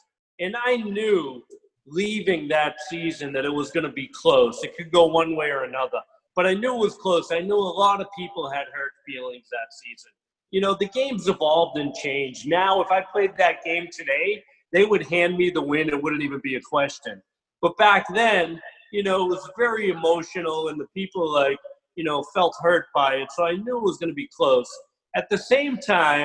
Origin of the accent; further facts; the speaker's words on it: Boston, Massachusetts, United States; I was a kid from Boston